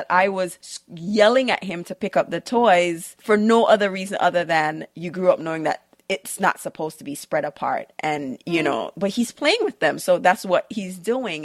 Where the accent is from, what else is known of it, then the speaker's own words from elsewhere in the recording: Jamaica; moved away; growing up in Jamaica